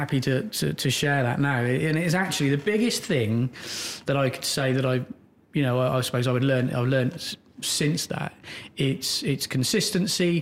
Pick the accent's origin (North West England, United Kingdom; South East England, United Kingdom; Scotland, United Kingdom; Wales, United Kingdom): South East England, United Kingdom; Oxfordshire; I grew up in Oxfordshire.